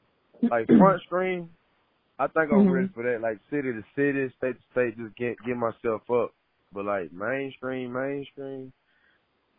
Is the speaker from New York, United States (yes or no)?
no; Chattanooga, Tennessee, United States; also born or lived in Alabama; I was raised in Chattanooga, like my hometown, Alabama